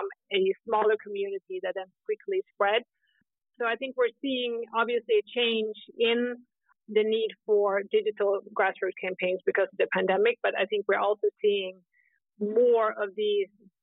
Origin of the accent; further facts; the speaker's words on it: Sweden; moved away as an adult; also born or lived in New York City, United States / Scandinavia / Southeast Europe; I am originally from Sweden, but I started my career in tech in New York City